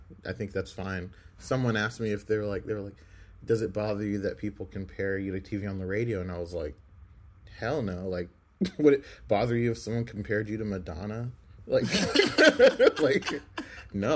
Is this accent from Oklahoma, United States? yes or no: yes; Oklahoma, United States; I grew up on Garth Brooks Boulevard